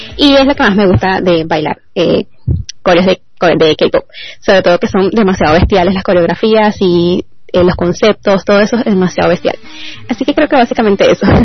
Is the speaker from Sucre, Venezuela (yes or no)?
yes; Cumaná, Sucre, Venezuela; soy de Cumaná, Estado Sucre